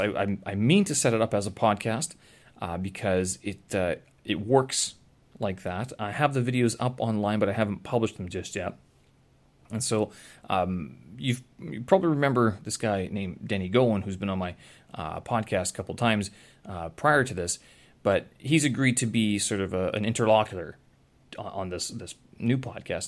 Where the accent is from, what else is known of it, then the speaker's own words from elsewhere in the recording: Winnipeg, Manitoba, Canada; my hometown, Winnipeg